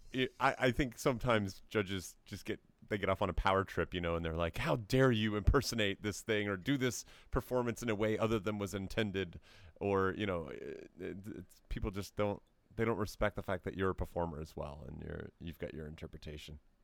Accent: Tennessee, United States; I grew up in Tennessee

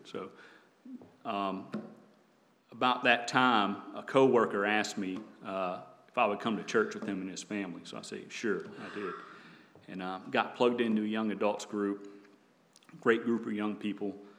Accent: the South, United States; also born or lived in North Carolina; growing up in the South

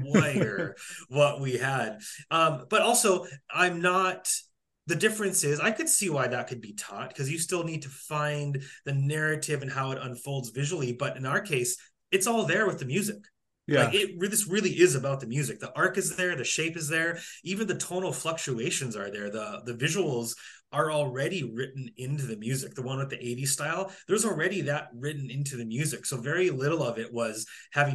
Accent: North Dakota, United States; moved away; I grew up in North Dakota.

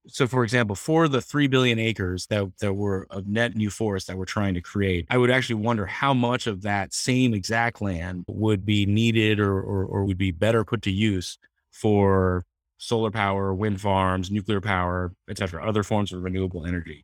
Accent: Palo Alto, California, United States; I grew up in Palo Alto, right in the, the, the heart of Silicon Valley

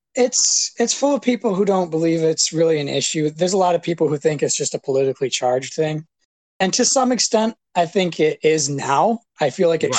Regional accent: Hillman, Michigan, United States; moved away; I grew up in Hillman, uh, hanging out with well you, Travis, and all those guys

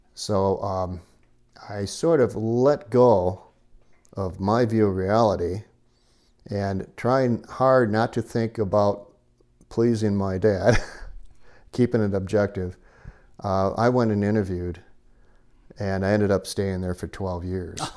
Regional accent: Michigan, United States; moved away as an adult; also born or lived in Danville, California; now in Nevada County, California, United States; My, uh, roots as a child until midlife was, uh, Michigan

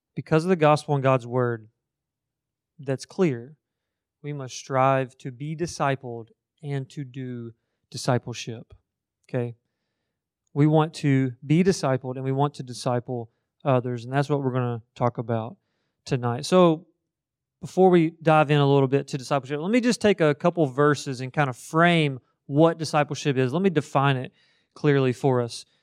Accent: Marion County, Kentucky, United States; moved away; I grew up in the middle of Kentucky. Marion County is what it's called

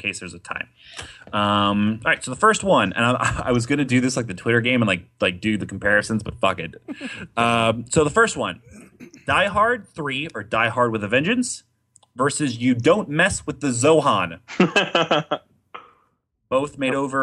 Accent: Ohio, United States; I'm from Ohio

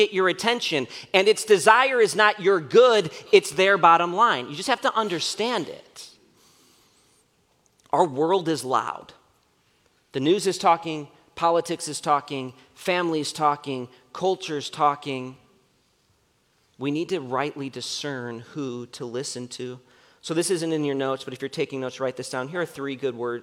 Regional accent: Wheaton, Illinois, United States; growing up in Wheaton

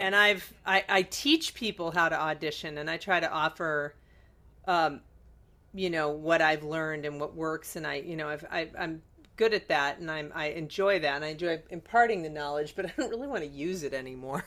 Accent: Chicago, Illinois, United States; born or raised there

